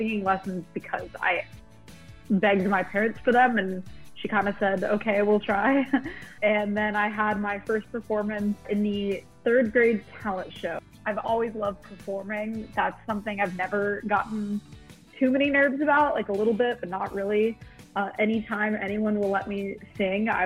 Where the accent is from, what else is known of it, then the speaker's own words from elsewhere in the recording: Albuquerque, New Mexico, United States; now in Nashville, United States; I'm from Albuquerque, New Mexico, and I live in Nashville now